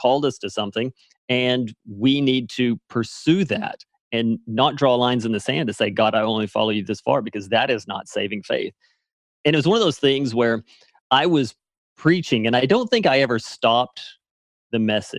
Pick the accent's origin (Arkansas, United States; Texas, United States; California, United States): Arkansas, United States; Yeah, so quickly, I guess I grew up in Arkansas. So I'm a Southern boy.